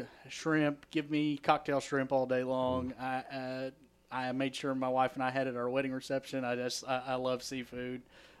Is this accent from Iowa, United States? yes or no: no; Eastern Kentucky, United States; I grew up in Eastern Kentucky.